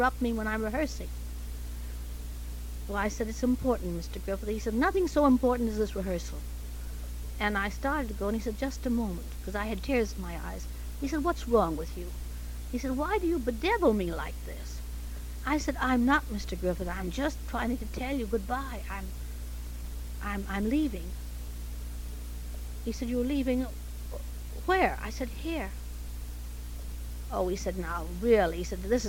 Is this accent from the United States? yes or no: no; Canada; accent: Canadian; moved away; I was born in Canada, and at that time had rather a harsh R.